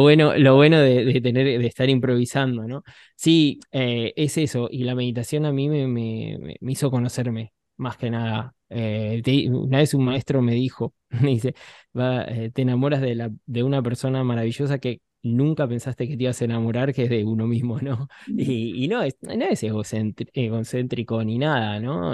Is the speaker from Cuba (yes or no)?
no; Buenos Aires, Argentina; Yo soy un chico de, Buenos Aires, me crié en un barrio